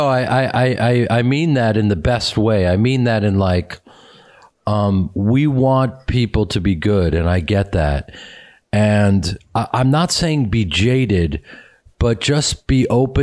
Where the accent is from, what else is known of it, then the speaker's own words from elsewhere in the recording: Chicago, Illinois, United States; moved away as an adult; now in Los Angeles, United States; I'm from Chicago, and I was surrounded by hardworking people and communities who were in theater communities.